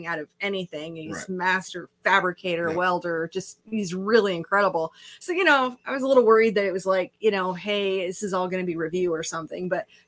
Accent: Waterloo, Iowa, United States; I grew up in Waterloo, Iowa.

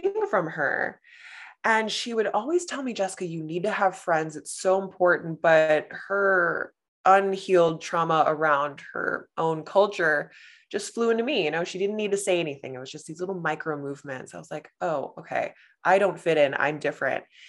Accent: Los Angeles, California, United States; born or raised there; moved away as an adult; now in Canada

